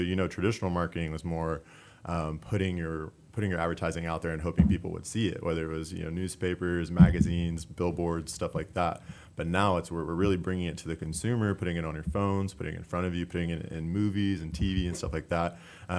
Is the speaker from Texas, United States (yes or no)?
yes; Splendora, Texas, United States; I'm from Splendora, Texas. I grew up, born and raised outside of Splendora, Texas, but grew up in Splendora.